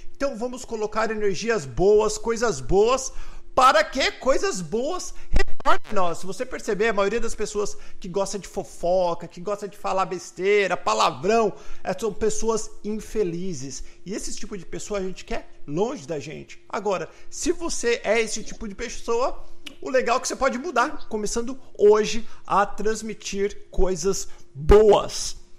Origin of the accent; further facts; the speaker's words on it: São Paulo, Brazil; E minha irmã, nós somos de São Paulo